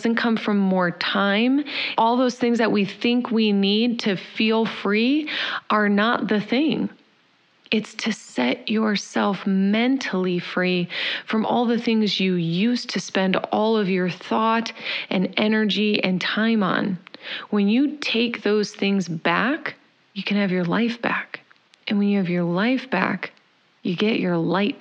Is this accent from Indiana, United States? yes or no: yes; Indiana, United States; moved away; also born or lived in Chicago; I'm from Indiana